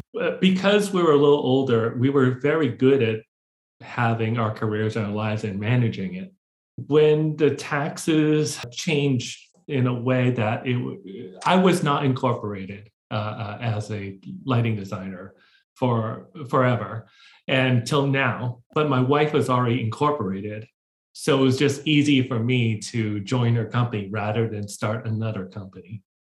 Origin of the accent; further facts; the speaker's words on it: Hong Kong; also born or lived in Boston, United States; I grew up in Hong Kong and Boston. So a bit of a split.